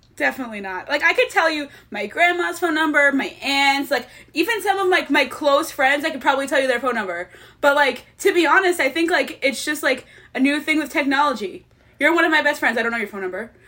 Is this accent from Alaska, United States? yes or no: no; Long Island, New York, United States; I'm from Long Island